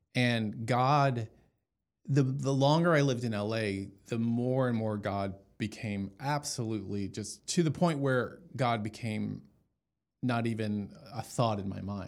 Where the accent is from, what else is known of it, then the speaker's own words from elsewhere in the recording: Dallas, Texas, United States; moved away as an adult; now in Los Angeles, United States; I was born and raised in Dallas, went to Jesuit, you know, schools, Jesuit high school